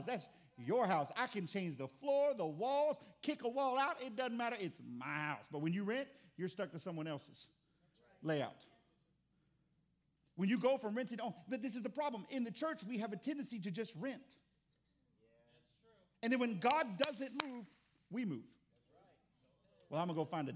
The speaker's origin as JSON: {"language": "English", "region": "Texas", "country": "United States", "said": "I'm from Texas"}